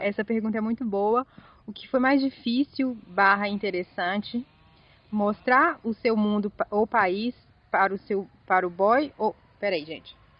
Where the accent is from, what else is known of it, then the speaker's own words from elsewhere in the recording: interior of Bahia, Brazil; moved away; also born or lived in Belo Horizonte; E eu sou do interior da Bahia, do muito do interior da Bahia